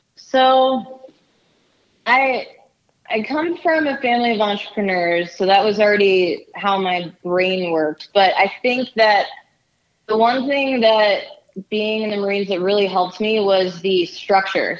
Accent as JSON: {"language": "English", "town": "Silver Spring", "region": "Maryland", "country": "United States", "said": "I'm originally from Silver Spring, Maryland"}